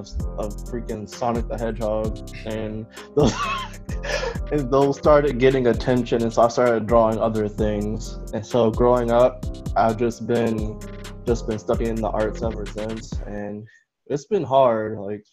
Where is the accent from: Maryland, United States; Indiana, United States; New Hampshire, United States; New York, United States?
Maryland, United States; Baltimore; I'm from Baltimore, Maryland. Okay. I've been here my whole life